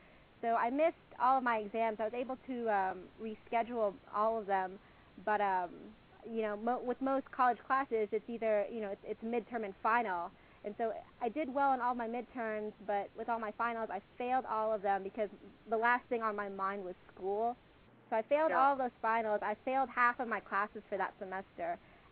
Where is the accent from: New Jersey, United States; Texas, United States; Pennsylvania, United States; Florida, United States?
Texas, United States; Houston; I'd already, established a life here in my hometown of Houston